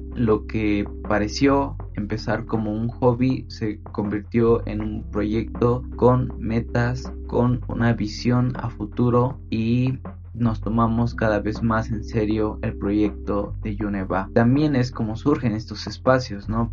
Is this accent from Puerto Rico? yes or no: no; Santa María Pápalo, Oaxaca, Mexico; moved away; yo soy originario de una comunidad que se llama Santa María Pápalo, que se ubica en el distrito de Cuicatlán, esto en la región cañada del estado de Oaxaca